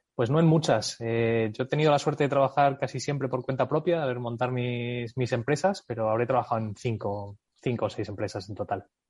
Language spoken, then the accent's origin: Spanish; United States; first language English and Spanish; moved away as an adult; crecí en Estados Unidos, me fui a Estados Unidos con nueve añitos, eh, estuve ahí hasta los veintimuchos